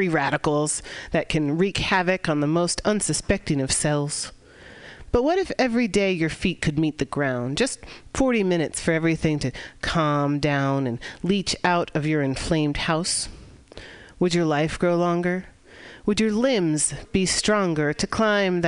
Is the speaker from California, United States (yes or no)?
yes; San Francisco, California, United States; here in San Francisco, my hometown